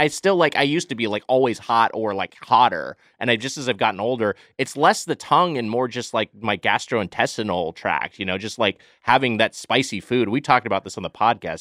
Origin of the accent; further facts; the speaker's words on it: Los Angeles, California, United States; I've lived in L A County my whole life, so I'm from SoCal